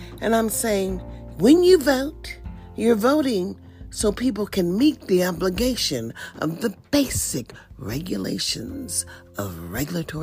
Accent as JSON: {"language": "English", "country": "United States", "tie": "born or raised there", "said": "we are all Americans"}